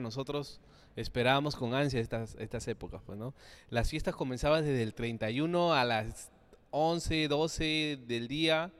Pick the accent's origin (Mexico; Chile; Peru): Peru; Chincha Alta, Ica; yo soy del sur, soy de Chincha.